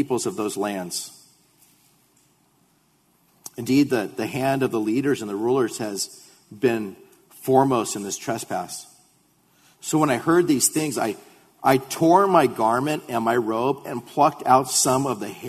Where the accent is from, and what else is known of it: United States